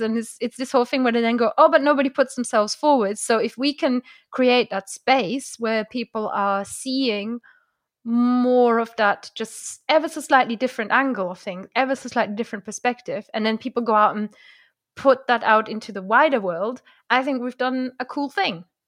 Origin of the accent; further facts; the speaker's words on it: Germany; first language German; English is a second language; moved away; I grew up near Luxembourg and near France